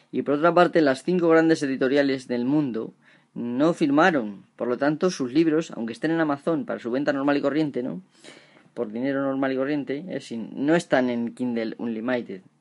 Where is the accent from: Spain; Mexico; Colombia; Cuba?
Spain; Porque si aquí en España, por ejemplo, tenemos una mierda sueldos, que en mi pueblo, por ejemplo, la mayoría de la gente no cobra más de 700 euros a lo mejor al mes